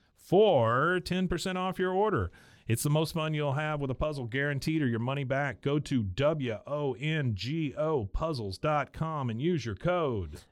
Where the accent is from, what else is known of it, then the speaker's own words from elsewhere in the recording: Taipei, Taiwan; I was born in Taiwan, Taipei, Taiwan